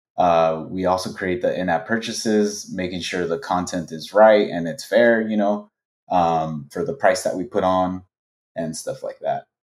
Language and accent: English; Los Angeles, California, United States; I was born and raised in Los Angeles.